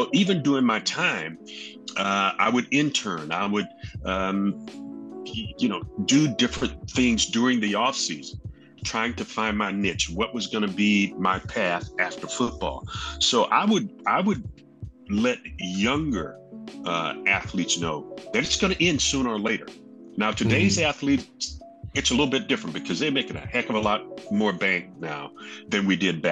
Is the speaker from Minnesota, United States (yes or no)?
no; Jacksonville, Florida, United States; I grew up in Jacksonville, Florida.